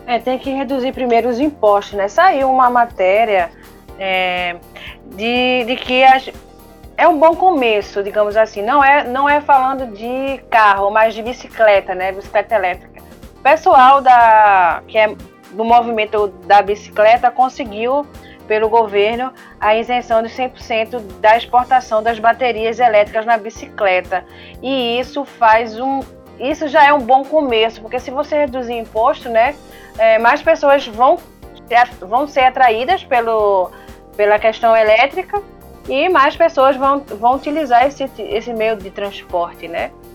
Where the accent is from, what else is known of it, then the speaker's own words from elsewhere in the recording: Brazil; eu sou brasileiro